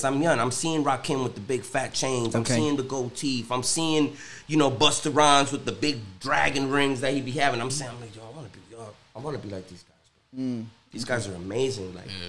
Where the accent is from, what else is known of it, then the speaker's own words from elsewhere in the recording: New Jersey, United States; also born or lived in Cincinnati; now in Miami, United States; Growing up in New Jersey